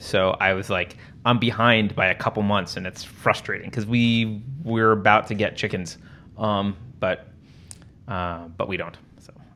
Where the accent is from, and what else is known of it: California, United States; moved away